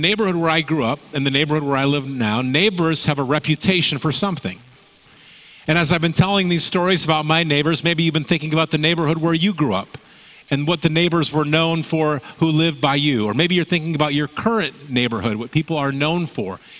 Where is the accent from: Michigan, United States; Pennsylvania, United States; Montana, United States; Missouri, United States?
Michigan, United States; now in Salem, United States; the neighborhood where I grew up in Michigan